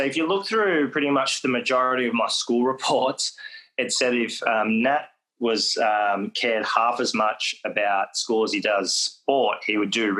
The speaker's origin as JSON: {"language": "English", "town": "Foster", "region": "Victoria", "country": "Australia", "tie": "born or raised there", "also_born_or_lived": "Western Australia", "said": "And for me, I wasn't from that country growing up in Foster. I knew I was from WA, but I didn't really understand where and what that meant."}